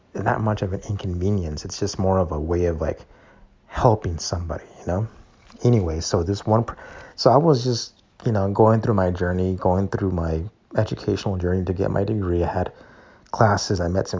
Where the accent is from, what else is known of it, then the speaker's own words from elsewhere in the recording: Calexico, California, United States; So they have an extended version of that campus here in my hometown. It's SDSU/Calexico campus.